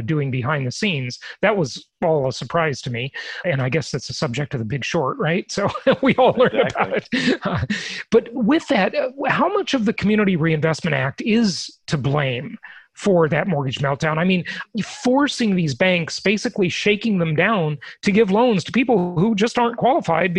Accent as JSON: {"language": "English", "town": "Los Angeles", "region": "California", "country": "United States", "tie": "born or raised there", "also_born_or_lived": "Orange County, California", "said": "I remember living in Orange County growing up in Los Angeles"}